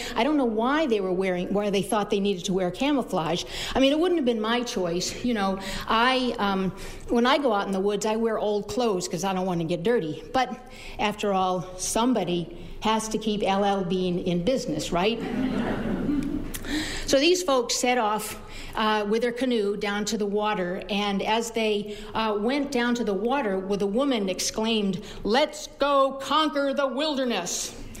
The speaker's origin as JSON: {"language": "English", "town": "Schenectady", "region": "New York", "country": "United States", "tie": "born there", "said": "I was born in Schenectady, and I got here as soon as I could."}